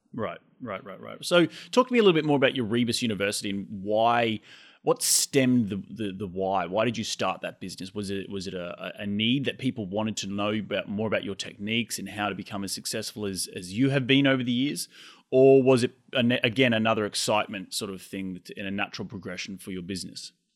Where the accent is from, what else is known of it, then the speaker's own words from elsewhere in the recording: Australia; moved away as an adult; now in United States; I'm Australian. I moved here five years ago